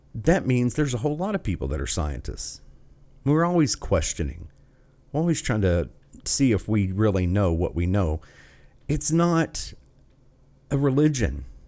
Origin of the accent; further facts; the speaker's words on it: United States; as an American